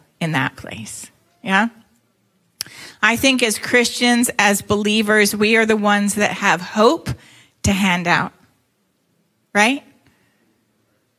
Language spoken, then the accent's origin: English; Toronto, Ontario, Canada; moved away; I was born in Toronto, Canada. And so I'm not from here. That's why I don't have your dulcet five. The Southern Five.